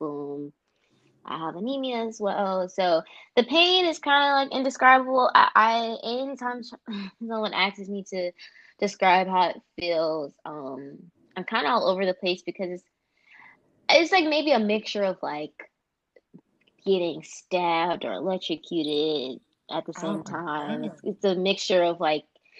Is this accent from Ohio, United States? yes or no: no; Atlanta, Georgia, United States; moved away as an adult; now in Washington, DC, United States; I am born and raised in Atlanta, Georgia